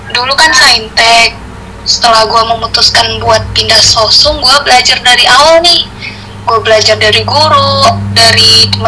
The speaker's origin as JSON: {"language": "Indonesian", "town": "Kisaran", "region": "North Sumatra", "country": "Indonesia", "said": "Asal gue dari Isaran, Sumatera Utara. Sekarang gue kuliah di Trisakti."}